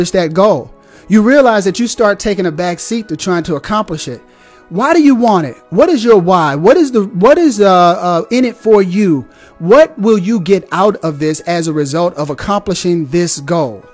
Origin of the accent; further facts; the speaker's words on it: Deep South, United States; now in Huntsville, Alabama, United States; I'm from the Deep South